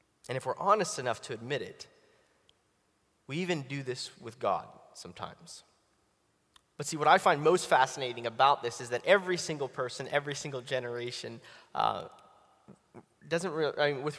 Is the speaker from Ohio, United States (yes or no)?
no; Pittsburgh, Pennsylvania, United States; now in Atlanta, United States; I'm originally from Pittsburgh. I know you probably don't look that, but I'm now from Atlanta